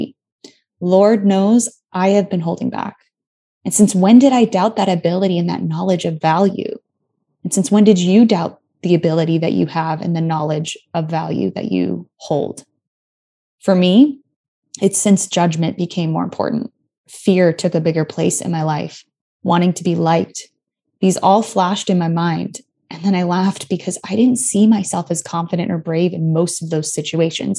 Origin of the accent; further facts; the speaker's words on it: Tucson, Arizona, United States; moved away; also born or lived in Los Angeles; I grew up in Tucson